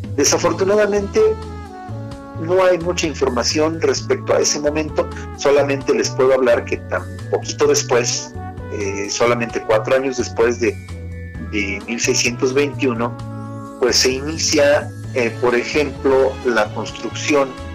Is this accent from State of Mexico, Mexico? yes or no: yes; Acambay, State of Mexico, Mexico; soy el cronista, el cronista de, en este caso, de Akam Bay